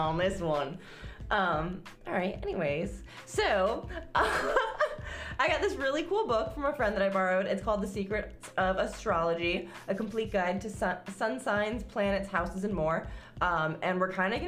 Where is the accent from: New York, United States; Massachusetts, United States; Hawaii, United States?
New York, United States; accent: New York; my New York accent